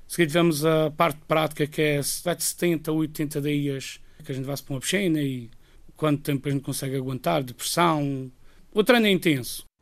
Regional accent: Madeira, Portugal; moved away as an adult; now in Guernsey; não é a minha terra, eu sempre gostei de estar aqui

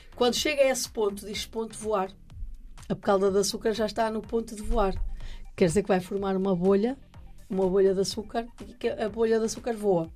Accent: near Santo Tirso, Norte, Portugal; muito perto da terra onde eu nasci

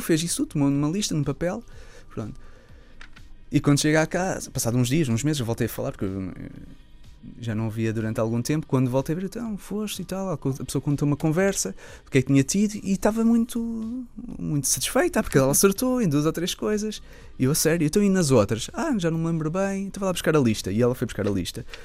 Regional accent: Lisbon, Portugal; sendo Lisboeta

